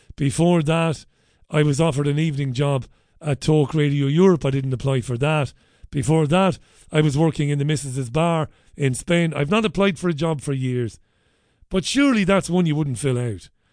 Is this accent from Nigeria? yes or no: no; Waterford, Munster, Ireland; I grew up in Waterford City